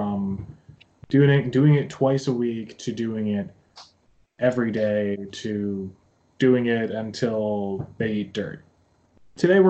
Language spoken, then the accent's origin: English; United States; now in Japan; when I was growing up in the States